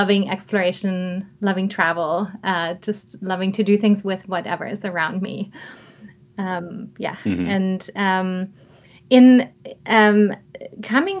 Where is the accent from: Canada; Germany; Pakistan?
Germany; Southern Germany; moved away; growing up in Germany, I come from a small town in southern Germany